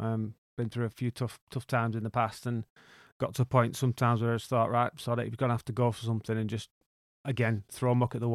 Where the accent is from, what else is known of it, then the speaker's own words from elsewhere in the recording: Wigan, North West England, United Kingdom; Well, I grew up in Wigan, working class background.